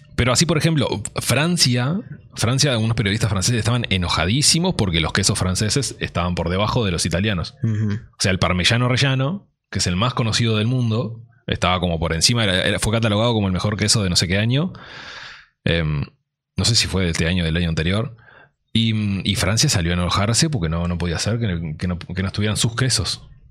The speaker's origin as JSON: {"language": "Spanish", "country": "Uruguay", "said": "somos uruguayos"}